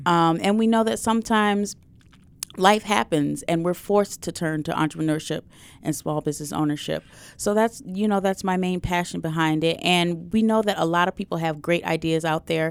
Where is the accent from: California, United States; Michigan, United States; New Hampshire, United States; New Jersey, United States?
Michigan, United States; Detroit; that's my hometown. That's where, where I grew up.